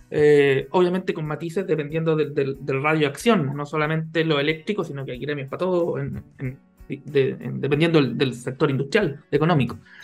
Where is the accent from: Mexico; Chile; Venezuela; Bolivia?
Chile